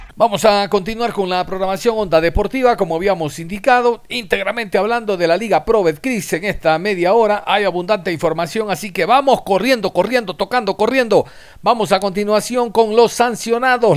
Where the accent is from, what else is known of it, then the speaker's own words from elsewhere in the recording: Ecuador; somos los ecuatorianos